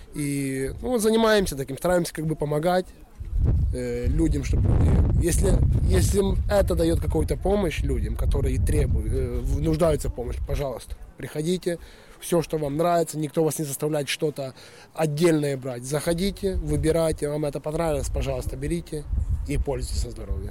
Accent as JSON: {"language": "Russian", "region": "Western Ukraine", "country": "Ukraine", "tie": "born or raised there", "moved": "as an adult", "lives_now": "Sweden", "said": "Я сам родом с Украины. Семь лет уже живу в Швеции."}